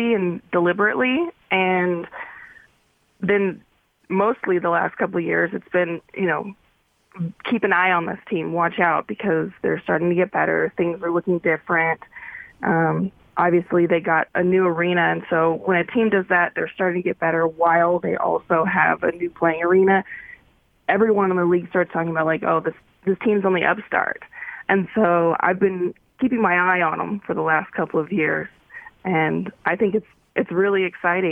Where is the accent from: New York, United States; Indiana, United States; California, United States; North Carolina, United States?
California, United States; Paradise; moved away as an adult; also born or lived in Philadelphia; now in Utah, United States; I'm from a really small town called Paradise in California